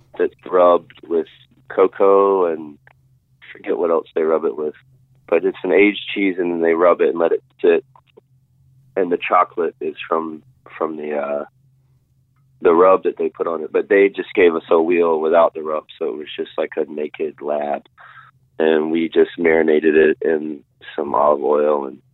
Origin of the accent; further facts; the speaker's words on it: South Carolina, United States; moved away as an adult; also born or lived in Philadelphia; now in Asheville, United States; I'm from South Carolina, so I can go see my family without it being a big hassle